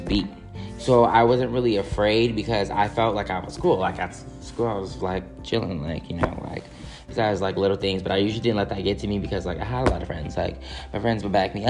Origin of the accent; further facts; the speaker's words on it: California, United States; as a Californian